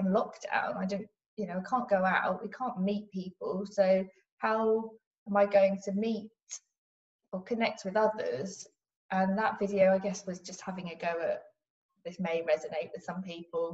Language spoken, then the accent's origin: English; Cambridge, East of England, United Kingdom; also born or lived in Cornwall; So I'm from Cambridge. North Cambridge, so born and bred here